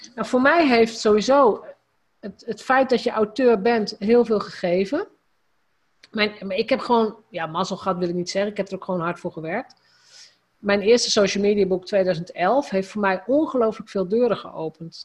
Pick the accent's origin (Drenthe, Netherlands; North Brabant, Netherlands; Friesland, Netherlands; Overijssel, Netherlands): Drenthe, Netherlands; als gewoon Drents meisje, want dat is een beetje waar, ik kom uit Drenthe